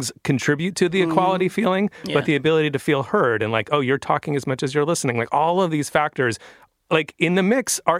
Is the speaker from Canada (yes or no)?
no; San Francisco, California, United States; I'm from San Francisco